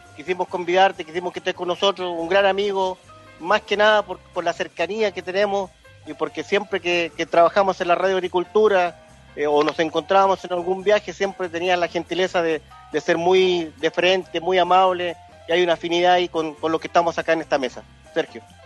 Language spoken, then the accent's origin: Spanish; Chile; yo soy chileno